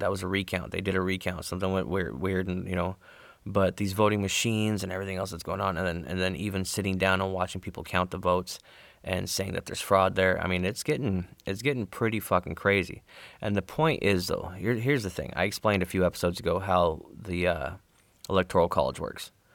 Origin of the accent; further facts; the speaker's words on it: Arizona, United States; I'm from Arizona